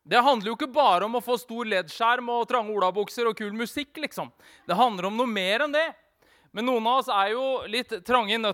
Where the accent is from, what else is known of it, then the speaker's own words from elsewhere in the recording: Vestfold og Telemark, Norway; Jeg er jo telemarking.